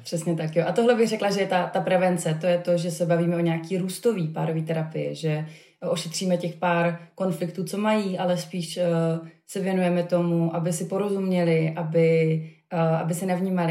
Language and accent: Czech; Havířov, Moravian-Silesian Region, Czechia; moved away as an adult; also born or lived in Prague; já jsem studovala psychologii v Praze, eh, kam jsem se odstěhovala z Havířova, odkud jsem původně